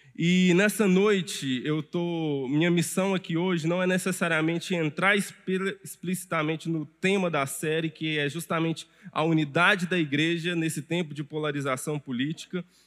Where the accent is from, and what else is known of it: Brazil